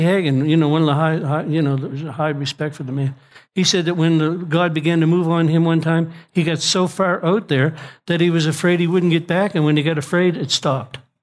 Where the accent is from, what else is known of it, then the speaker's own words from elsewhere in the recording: Nova Scotia, Canada; I'm from Nova Scotia